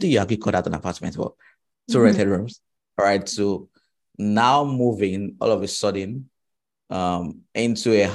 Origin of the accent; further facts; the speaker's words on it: Nigeria; also born or lived in Ghana; I schooled in Ghana, right? And I'm from Nigeria.